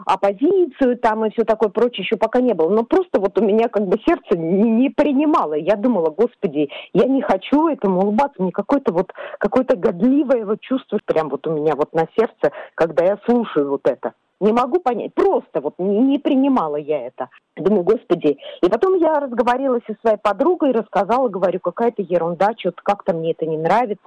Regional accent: Moscow, Russia; moved away as an adult; now in Australia; Я родилась в Москве, прожила там все мои 50 лет

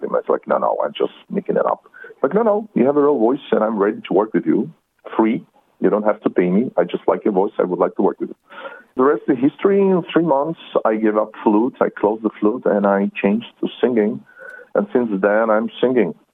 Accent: Israel; English is a second language; also born or lived in Soviet Union; I was born in Soviet Union, but immigrated in Israel, to Israel when I was 16 years old. So I not don't consider myself really Russian.

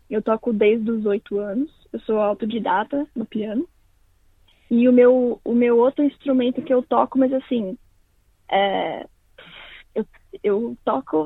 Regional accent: São Paulo, Brazil; born or raised there; moved away as an adult; also born or lived in Londrina, Paraná; now in Perth, Australia

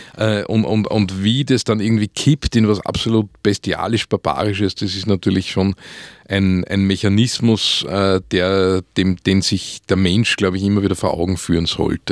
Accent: Vöcklabruck, Upper Austria, Austria; Und ich bin in Oberösterreich aufgewachsen

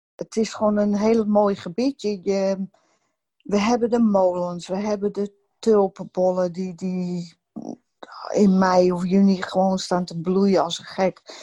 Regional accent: Amsterdam, North Holland, Netherlands; Ik ben in Amsterdam geboren en getogen

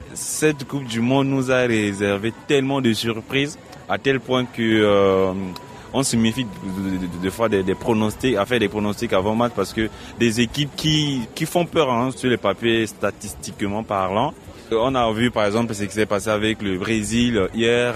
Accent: Central African Republic; Je suis centrafricain

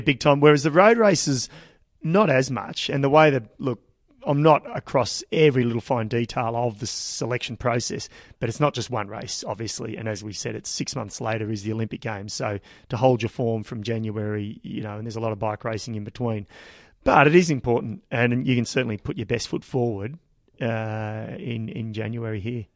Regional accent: Ballarat, Victoria, Australia; it is my hometown

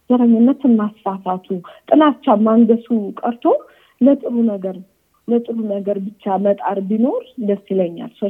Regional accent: Ethiopia; የተወለድኩበት ያደግኩበት ህዝቡ፣ አፈሩ፣ አገሩ እንዳለ ሁሉ ነገሩ ለእኔ ኢትዮጵያዊነቴ ነው

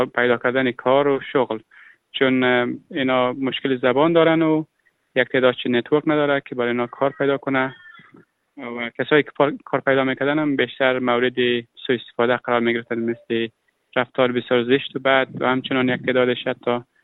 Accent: Afghanistan; moved away as an adult; now in Australia; من اهل افغانستانم

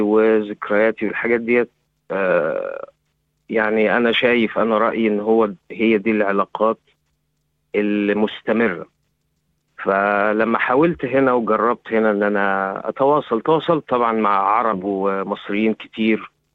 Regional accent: Egypt; moved away as an adult; now in Australia; احنا عندنا في مصر

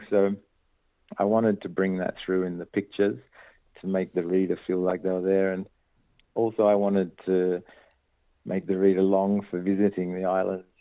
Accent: Perth, Western Australia, Australia; born there; So the Maltese heritage is on my dad's side and um, a lot of I was born in Perth and a lot of his family are in Perth

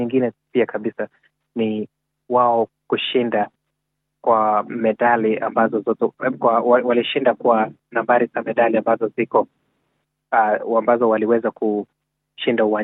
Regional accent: Kenya; nimekuwa nikivaa jezi langu la Kenya, na kwa sababu niko very proud of what they have done, na kwa hivyo sasa ina like hata hapa hapa sasa, ukiambia mtu mi natoka Kenya

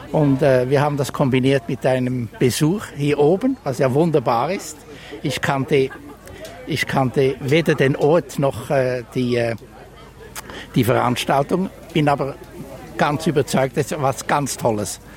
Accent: Bern, Switzerland; now in Sydney, Australia; von Sydney. Ich war zu Bern daheim.

